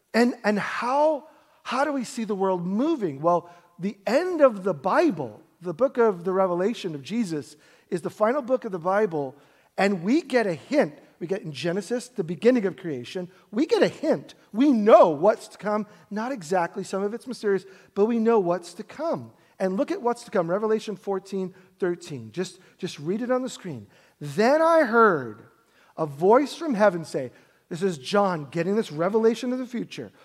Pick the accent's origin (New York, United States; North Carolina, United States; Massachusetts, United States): New York, United States; New York City; we grew up in Brooklyn, New York